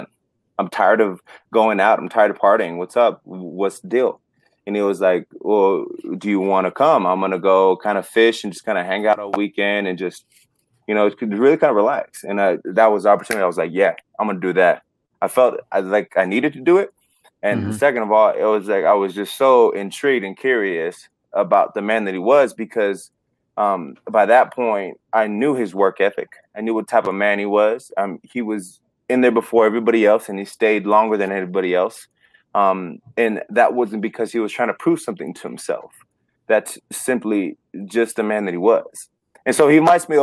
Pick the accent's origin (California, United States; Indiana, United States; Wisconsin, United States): California, United States; Los Angeles; moved away; coming from Los Angeles. I mean, growing up, I grew up around Mexican, me being Mexican.